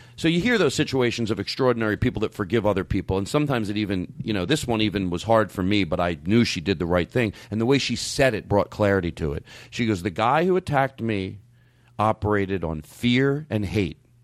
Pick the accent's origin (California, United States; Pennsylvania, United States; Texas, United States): Pennsylvania, United States; Philadelphia; growing up in Philadelphia